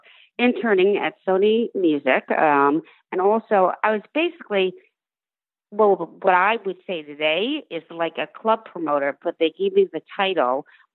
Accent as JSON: {"language": "English", "town": "New York City", "region": "New York", "country": "United States", "tie": "born or raised there", "said": "New York City."}